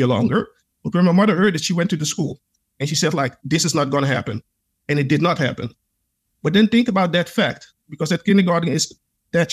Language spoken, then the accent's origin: English; Netherlands; I was born and raised here, and I've had a lot of interesting experiences here in the Netherlands.